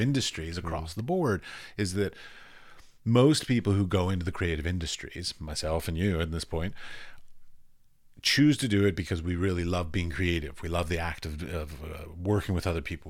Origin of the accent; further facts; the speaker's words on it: United States; as an American